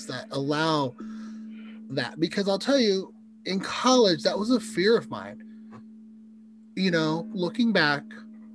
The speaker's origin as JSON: {"language": "English", "area": "35 minutes from Columbia", "region": "Missouri", "country": "United States", "tie": "born or raised there", "lives_now": "Kansas City, United States", "said": "drive 35 minutes back to my hometown"}